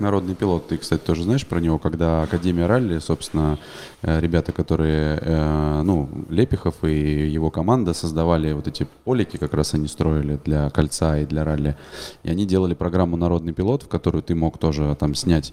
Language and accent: Russian; Saint Petersburg, Russia; я в детстве, когда на Невское кольцо с папой ходил на кольцевые гонки в Питере